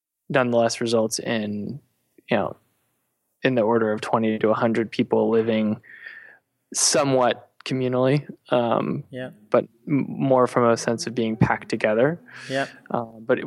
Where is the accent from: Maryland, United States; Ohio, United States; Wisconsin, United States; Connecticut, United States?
Connecticut, United States; moved away; I grew up in Connecticut, which is sort of a suburban area near New York